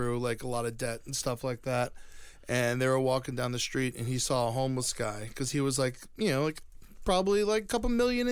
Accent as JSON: {"language": "English", "region": "Florida", "country": "United States", "tie": "born or raised there", "said": "growing up in Florida"}